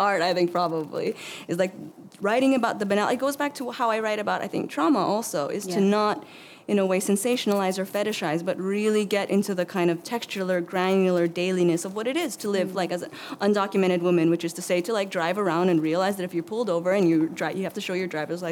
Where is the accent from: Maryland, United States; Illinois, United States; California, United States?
California, United States; Milpitas; I grew up in Milpitas, so it's an hour south of San Francisco.